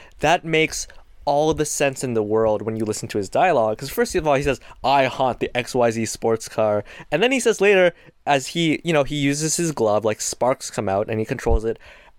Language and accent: English; Canada; because I'm Canadian